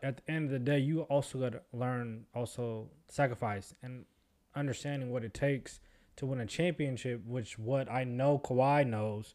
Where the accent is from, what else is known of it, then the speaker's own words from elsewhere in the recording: Seattle, Washington, United States; we're from Seattle